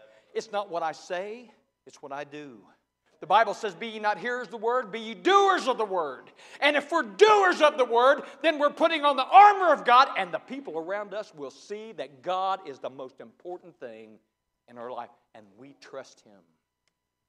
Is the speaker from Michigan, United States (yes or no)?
no; Ohio, United States; I was raised in Ohio. I'm a Buckeye